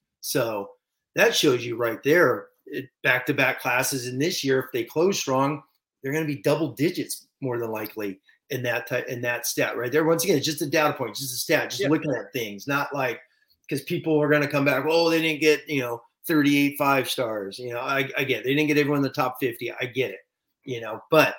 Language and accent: English; California, United States; now in Boston, United States; I grew up in California.